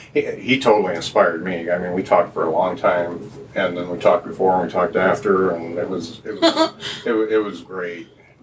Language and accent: English; Lakeville, Indiana, United States; I'm a country boy, too. I grew up south in Lakeville